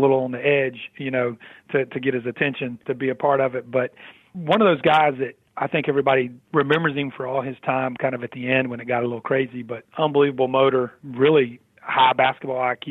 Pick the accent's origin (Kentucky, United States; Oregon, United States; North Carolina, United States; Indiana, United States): North Carolina, United States; I grew up in North Carolina